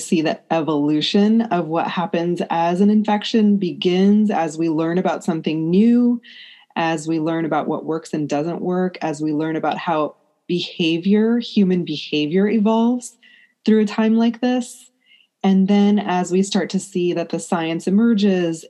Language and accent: English; United States; I'm an Indian American woman. I was raised in the U.S. My parents are born in India and came here in the 70s